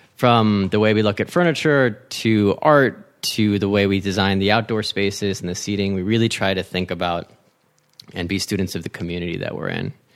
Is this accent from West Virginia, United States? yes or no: no; San Marino, California, United States; moved away as an adult; also born or lived in Washington, D.C.; grew up in L A, so half Mexican, half Chinese